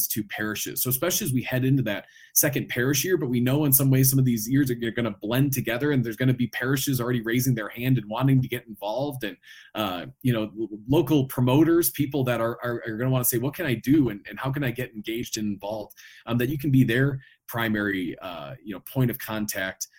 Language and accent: English; Chicago, Illinois, United States; now in Denver, United States; I'm from the Chicagoland area originally. We live in Denver now